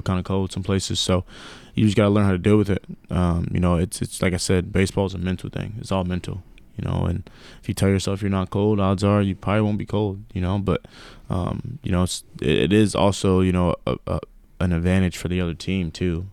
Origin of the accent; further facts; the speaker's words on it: New York, United States; moved away; growing up in New York